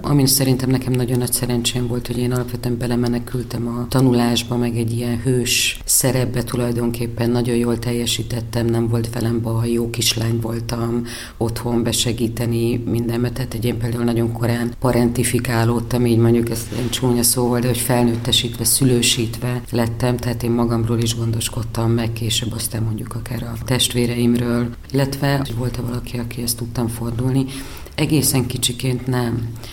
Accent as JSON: {"language": "Hungarian", "region": "Budapest", "country": "Hungary", "said": "én budapestiként végül is Budapesten kollégista lettem"}